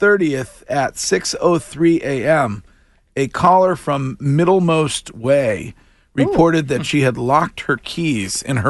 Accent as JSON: {"language": "English", "town": "Stowe", "region": "Massachusetts", "country": "United States", "tie": "born or raised there", "said": "my hometown police department, the Stowe PD"}